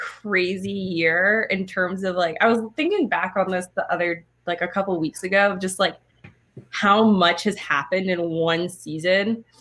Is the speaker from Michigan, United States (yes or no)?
no; Oakland, California, United States; I grew up in Oakland.